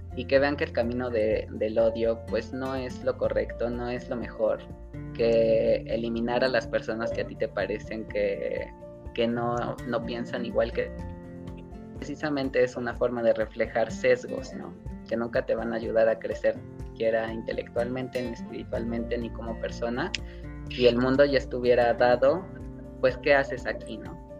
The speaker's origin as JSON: {"language": "Spanish", "country": "Mexico", "said": "la cultura que tenemos como mexicanos"}